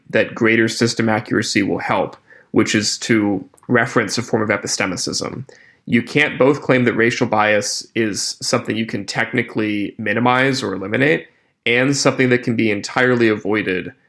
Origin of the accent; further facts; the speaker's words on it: Appalachia, United States; moved away; I grew up in Appalachia before I went to college or grad school